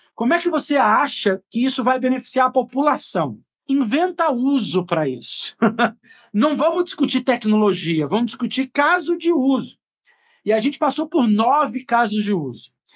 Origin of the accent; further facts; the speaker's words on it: Brazil; como brasileiro